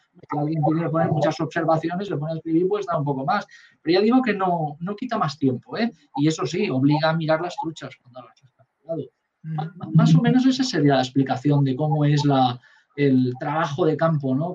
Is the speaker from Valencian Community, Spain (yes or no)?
yes; Valencian Community, Spain; now in Catalonia, Spain; no soy catalán, mi hijo sí, mis hijos son catalanes y mi mujer también, yo soy valenciano